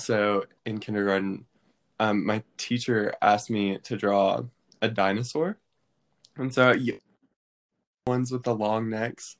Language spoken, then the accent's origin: English; Maryville, Tennessee, United States; I'm from Maryville, Tennessee, which is right near Knoxville.